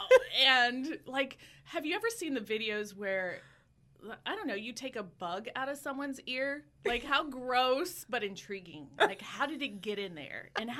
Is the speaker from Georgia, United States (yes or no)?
yes; Savannah, Georgia, United States; moved away as an adult; also born or lived in Pennsylvania / Lakeland, Florida; now in Ocala, United States; I grew up in Savannah